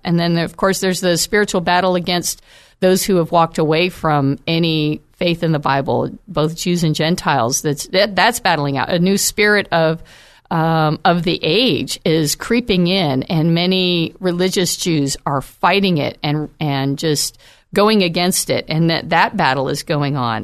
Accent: United States; as American Christians

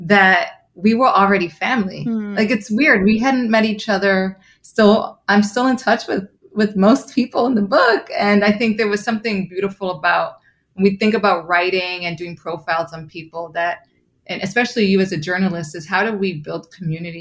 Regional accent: New York City, New York, United States; I'm also a Bronxite. I grew up in the Bronx

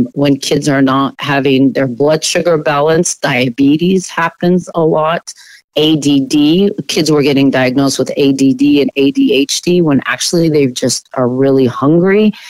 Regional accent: Portland, Oregon, United States; I am a native Oregonian, you know, born and raised in Southeast Portland

